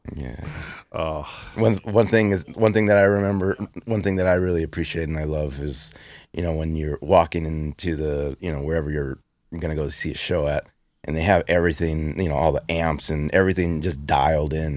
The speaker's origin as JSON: {"language": "English", "town": "Los Angeles", "region": "California", "country": "United States", "tie": "born or raised there", "said": "In East LA, I grew up in East"}